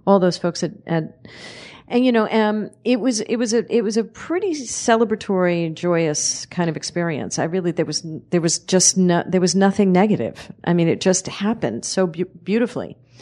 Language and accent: English; New York City, New York, United States; I was born and raised in the area of Last Exit to Brooklyn. I'm, I'm from Red Hook, Brooklyn